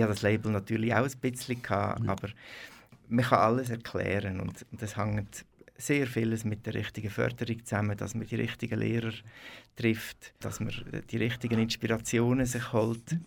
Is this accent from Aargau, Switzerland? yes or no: yes; Möriken, Aargau, Switzerland; also born or lived in Brugg; ich bin einfach im Spital in Bruck geboren. Äh, aufgewachsen bin ich in Möriken, Möriken bei Lenzburg